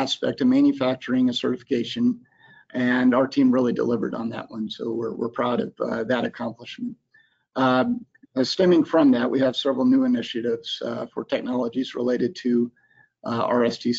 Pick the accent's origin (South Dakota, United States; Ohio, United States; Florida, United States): Florida, United States; Florida Panhandle, United States; moved away; I grew up in the Florida Panhandle